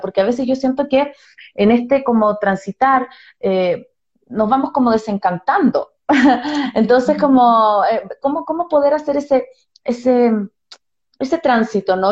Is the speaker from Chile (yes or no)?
yes; Chile; now in Ecuador; yo soy chilena